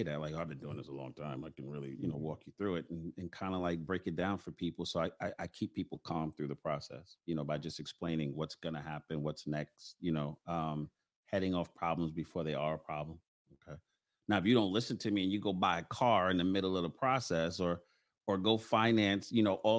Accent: New York City, New York, United States; I grew up in Bedstuy, Lafayette Avenue

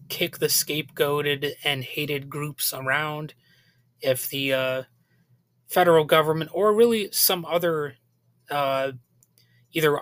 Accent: United States; we're an American people with a long and convoluted history

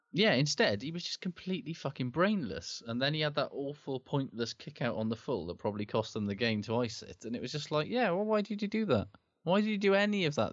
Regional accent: Wales, United Kingdom; as a Welshman

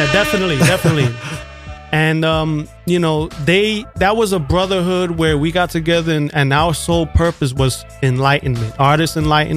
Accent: United States; I'm Puerto Rican and, oh, America's the worst. I never say America's the best. I'm not. It's, you know, I was born here, so I'm American. Mom was born in Puerto Rico. You know, it's, I'm Puerto Rican.

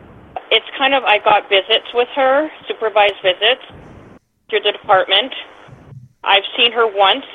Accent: Canada; I'm Canadian

